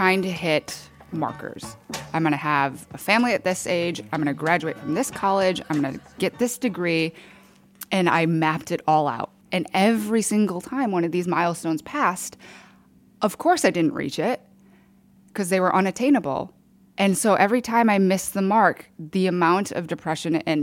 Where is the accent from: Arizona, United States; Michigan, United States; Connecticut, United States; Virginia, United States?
Michigan, United States; Grand Rapids; moved away as an adult; also born or lived in Seoul, South Korea / Chicago / Boston / New York; now in Austin, United States; I grew up in Grand Rapids, Michigan, but I was born in Seoul, adopted at 4 months, raised in Michigan